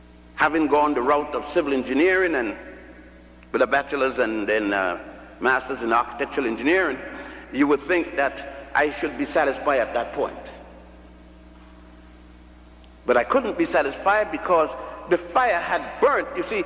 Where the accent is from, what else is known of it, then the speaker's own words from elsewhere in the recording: Puerto Rico; also born or lived in Ethiopia / Virgin Islands / Cuba / Brazil; I was born in Ethiopia, grew up in Puerto Rico, and the Virgin Islands, and Cuba, and Brazil.